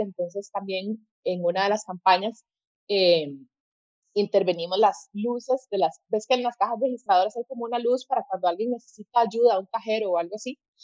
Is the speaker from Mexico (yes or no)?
no; Costa Rica; also born or lived in Colombia; soy costarricense, pero decidí estudiar allá diseño